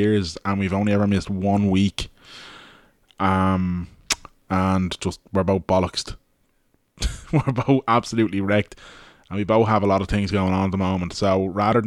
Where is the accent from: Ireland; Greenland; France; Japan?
Ireland; Ballybrack, Leinster; we're two lads from Ballybrack